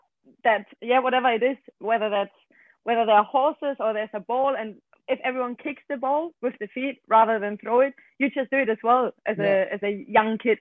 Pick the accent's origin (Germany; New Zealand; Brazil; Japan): Germany; basically I'm from Germany. So I started playing here in Germany. I played with the boys until I was 16